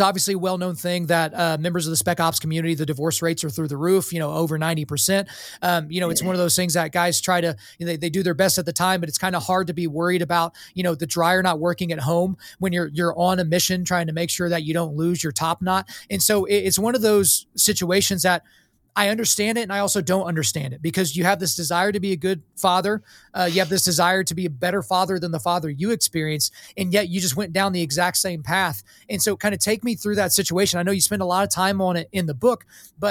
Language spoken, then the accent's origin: English; Lawton, Oklahoma, United States; I grew up in Lawton, Fort Sill, so I was around guys like that all the time